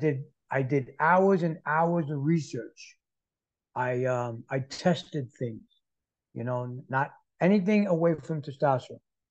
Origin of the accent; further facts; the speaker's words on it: New York City, New York, United States; moved away as an adult; now in Florida, United States; I'm born and raised in New York City